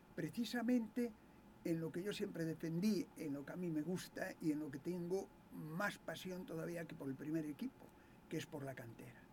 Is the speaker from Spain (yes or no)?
yes; Galicia, Spain; moved away